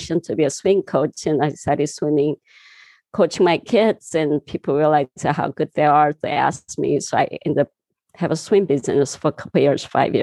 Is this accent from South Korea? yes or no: yes; southern Korea, South Korea; English is a second language; moved away as an adult; also born or lived in California; now in United States; I was born in Korea, southern part of a little town. And, you know, I just grew up very natural, neural